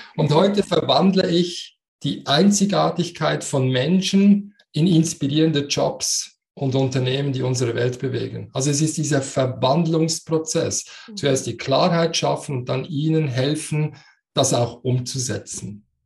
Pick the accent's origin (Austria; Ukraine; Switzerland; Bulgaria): Switzerland; accent: Swiss dialect; man hört das in meinem Dialekt. Ich bin Schweizer, so wie du, aber ich habe einen Migrationshintergrund